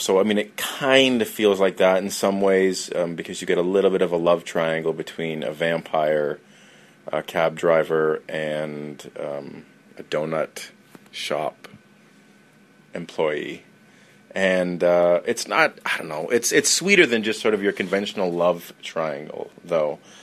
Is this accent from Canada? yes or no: yes; Canada; I'm Canadian